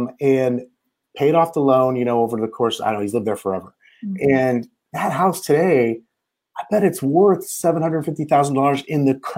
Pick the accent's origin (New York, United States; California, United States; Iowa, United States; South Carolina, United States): California, United States; Bay Area, Northern; moved away; I'm originally from Northern California. It's not really Northern California. I'm called the Bay Area.